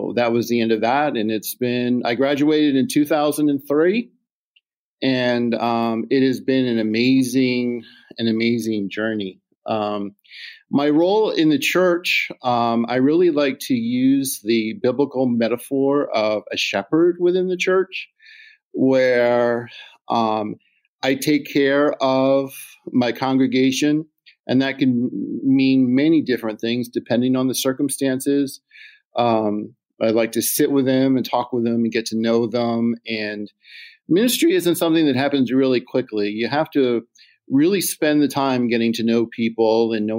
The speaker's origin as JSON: {"language": "English", "town": "Philadelphia", "region": "Pennsylvania", "country": "United States", "tie": "born or raised there", "moved": "as an adult", "lives_now": "Chambersburg, United States", "said": "I'm a Philly born and bred."}